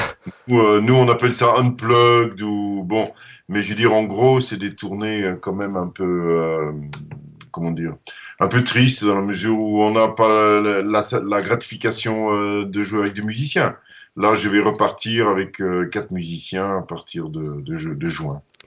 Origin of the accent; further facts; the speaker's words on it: Netherlands; first language Dutch; French is a second language; moved away; also born or lived in Brussels / Paris; je suis néerlandais et néerlandophone